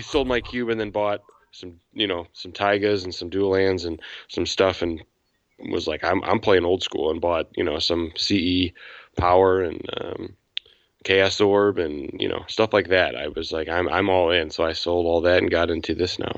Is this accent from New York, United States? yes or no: no; 45 minutes southwest of Chicago, Illinois, United States; I grew up about 45 minutes southwest of the city